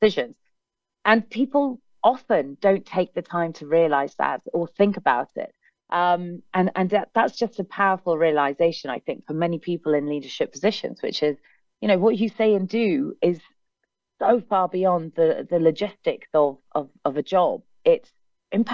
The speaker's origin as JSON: {"language": "English", "region": "England", "country": "United Kingdom", "said": "I'm very English"}